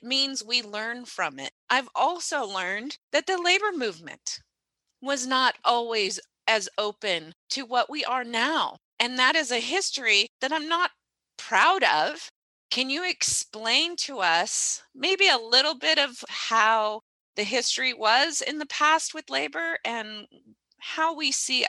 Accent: Southern Oregon, United States; I grew up in Southern Oregon, which is a very white area. I grew up in a white neighborhood, and I grew up in a white school district.

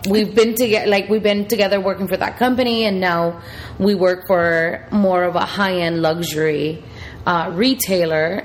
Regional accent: Puerto Rico; now in Miami, United States; I am from Puerto Rico, born and raised.

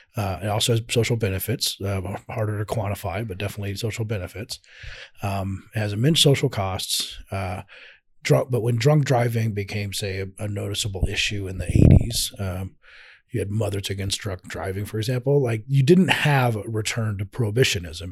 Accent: Colorado, United States; I'm from Colorado

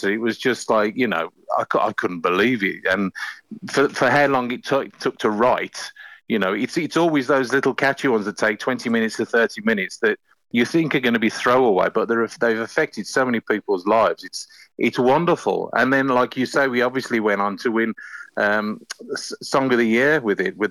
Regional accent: Birmingham, West Midlands, United Kingdom; accent: Brummie; I am a Brummie.

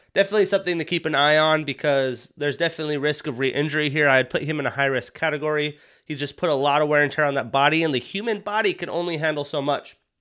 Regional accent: Wyoming, United States; I'm from Wyoming

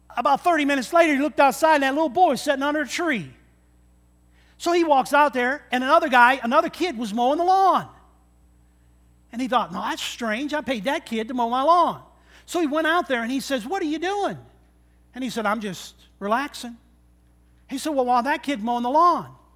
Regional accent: Michigan, United States; growing up in Michigan

